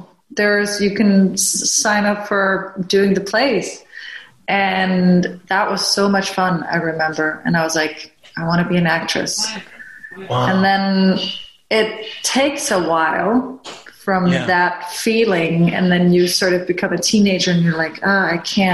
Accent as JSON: {"language": "English", "country": "Denmark", "tie": "born or raised there", "said": "I grew up in Denmark, born and raised"}